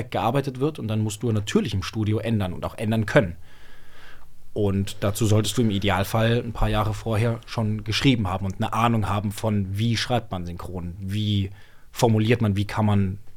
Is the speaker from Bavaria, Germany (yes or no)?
yes; Munich, Bavaria, Germany; Nee, aber äh, ich komme ja aus München.